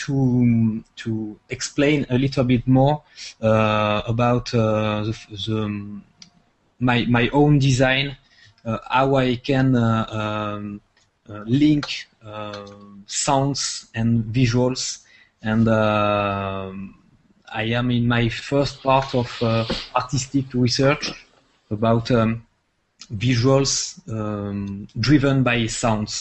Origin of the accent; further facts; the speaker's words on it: France; accent: French; English is a second language; from France, as you can listen my French accent.